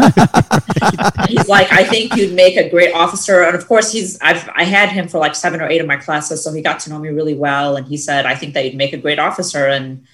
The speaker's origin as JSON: {"language": "English", "town": "Akron", "region": "Ohio", "country": "United States", "also_born_or_lived": "Saudi Arabia / Egypt", "said": "first I say Akron"}